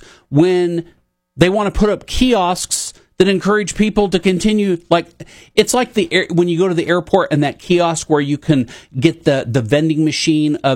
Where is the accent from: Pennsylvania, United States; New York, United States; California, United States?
California, United States; Santa Rosa; My hometown of Santa Rosa, California